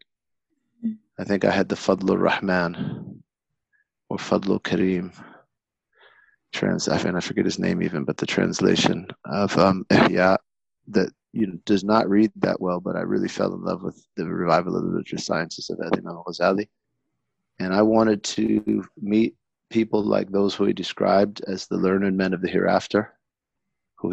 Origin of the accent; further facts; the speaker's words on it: Berkeley, California, United States; moved away as an adult; also born or lived in Tarim, Yemen; now in Detroit, United States; I was born and raised in Berkeley, California